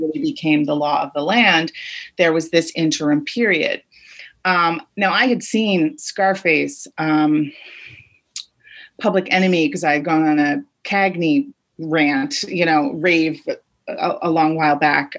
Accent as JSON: {"language": "English", "region": "Rhode Island", "country": "United States", "tie": "born or raised there", "said": "I grew up in Rhode Island"}